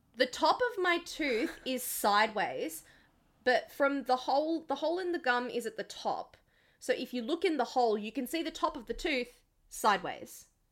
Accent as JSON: {"language": "English", "town": "Blacktown", "region": "New South Wales", "country": "Australia", "tie": "born or raised there", "said": "we grew up in Black Town"}